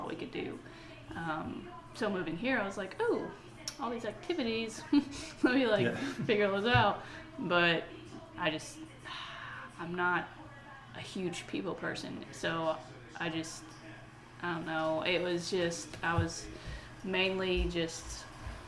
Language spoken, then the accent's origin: English; West Virginia, United States; now in Knoxville, United States; my hometown in West Virginia